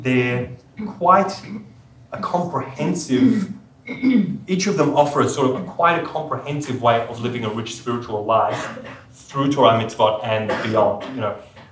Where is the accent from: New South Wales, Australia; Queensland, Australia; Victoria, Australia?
New South Wales, Australia; Sydney; I grew up in Sydney in a non-observant home